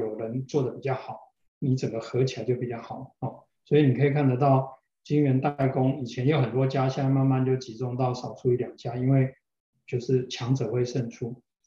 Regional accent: Taiwan; 我们台湾人民

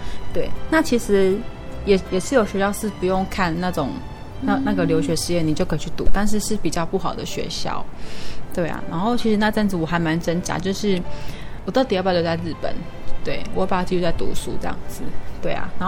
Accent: Taiwan; 然后就是因为要回来考试，就是三月初，所以我才就是回到台湾这样子。

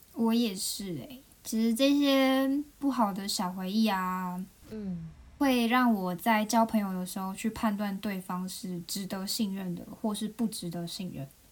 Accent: Taiwan; now in Japan; 毕竟我是个台湾人

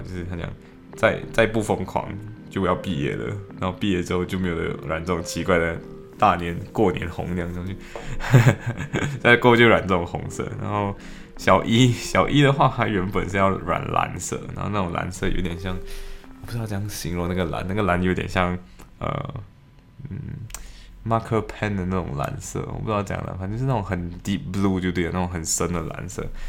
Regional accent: Malaysia; now in Liverpool, United Kingdom; 我们。马来西亚华人

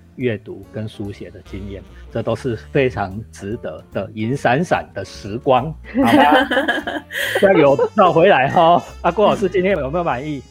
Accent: Taiwan; 我们台湾人

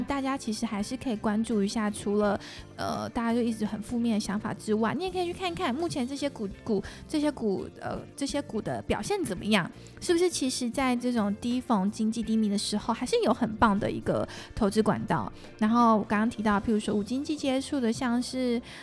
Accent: Singapore; moved away; 我在新加坡长大

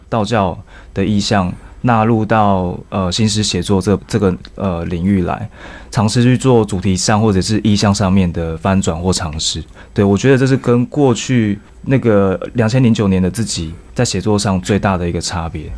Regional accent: Tainan, Taiwan; 因为我那时候高中念的是台南二中。是台南人

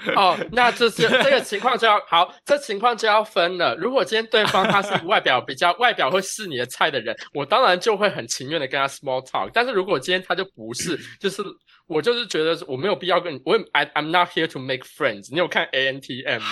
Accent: Taiwan; 我们台湾人

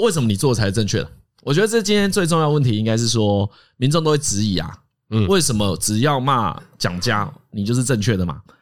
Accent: Taiwan; 我们台湾人

